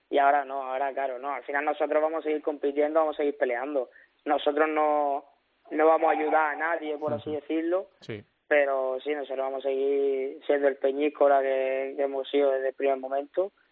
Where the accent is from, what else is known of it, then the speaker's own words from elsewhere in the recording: Almería, Andalusia, Spain; moved away; mi tierra, ¿sabes? La Almería